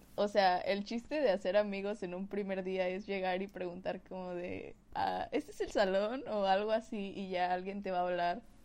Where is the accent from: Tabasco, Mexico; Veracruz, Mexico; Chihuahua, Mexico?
Tabasco, Mexico; yo soy de Tabasco